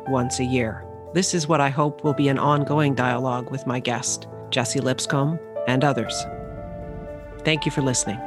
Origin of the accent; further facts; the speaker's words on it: St. Albert, Alberta, Canada; I grew up in St. Albert